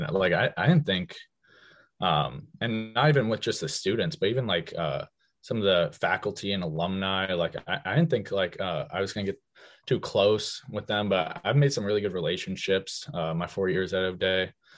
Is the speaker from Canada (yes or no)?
no; Magnolia, United States; we're both from Magnolia